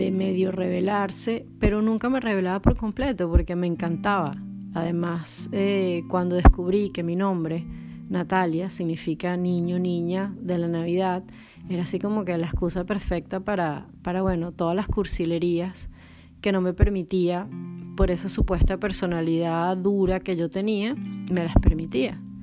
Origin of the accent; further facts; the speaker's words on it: Caracas, Capital District, Venezuela; also born or lived in Poland / Brazil; now in Portugal; soy de Caracas